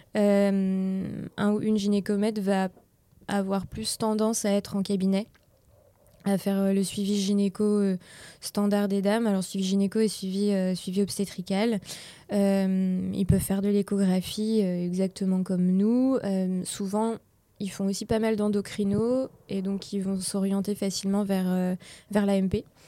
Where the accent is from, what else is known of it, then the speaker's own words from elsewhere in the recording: Laval, Pays de la Loire, France; now in Angers, France; je viens de Laval